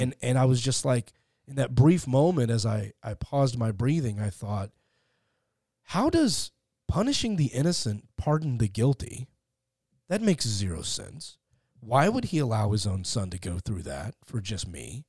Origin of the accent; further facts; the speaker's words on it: Fort Worth, Texas, United States; moved away as an adult; also born or lived in Beverly Hills; now in Los Angeles, United States; I grew up in, uh, Fort Worth, Texas